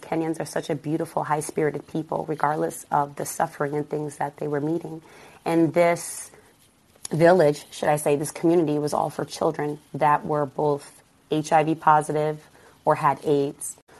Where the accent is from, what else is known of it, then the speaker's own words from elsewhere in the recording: Stamford, Connecticut, United States; also born or lived in Berlin, Germany; The environment that I grew up in in Stamford, Connecticut, it wasn't as glorious and gentrified as it is now.